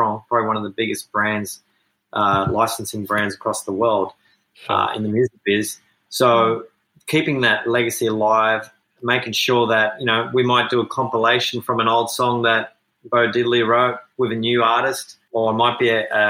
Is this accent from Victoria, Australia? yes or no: no; Wollongong, New South Wales, Australia; we're from Wollongong